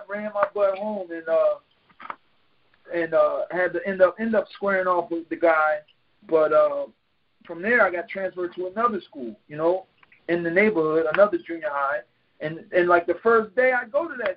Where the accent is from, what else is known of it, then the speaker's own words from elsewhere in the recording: Philadelphia, Pennsylvania, United States; I was born in North Philadelphia, 25th and Lehigh, you know, one of the rougher areas of Philadelphia. And, you know, I grew up over there with my mom and my father together up until about age eight or nine.